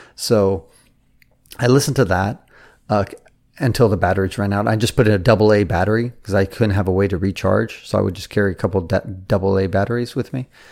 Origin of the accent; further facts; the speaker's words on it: San Francisco, California, United States; I was born in San Francisco